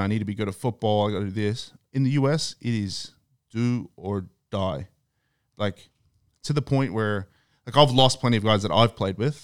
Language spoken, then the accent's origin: English; Australia; moved away; I'm from Australia.